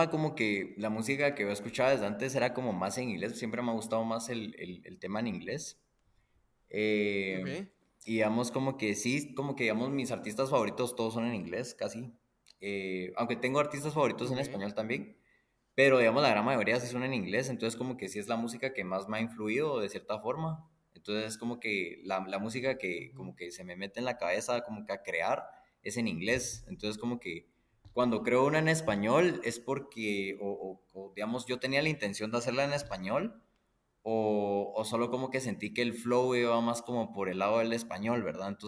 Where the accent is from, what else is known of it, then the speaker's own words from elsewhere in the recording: Guatemala; chapín, nací en Guatemala y... chapín y soy full chapín. Pues mis dos papás también nacieron en Guatemala. Eh, solo tengo abuelos extranjeros